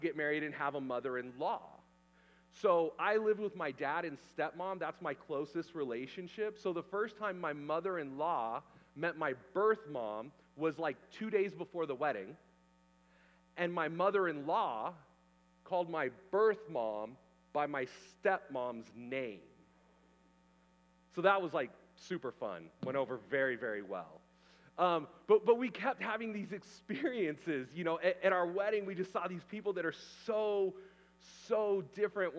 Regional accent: California, United States; also born or lived in Canada; I was the guy from California

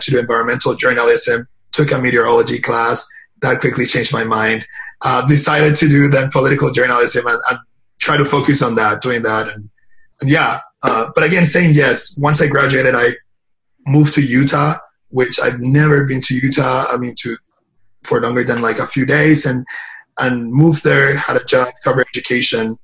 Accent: Puerto Rico; moved away as an adult; also born or lived in Michigan; I was born and raised in Puerto Rico

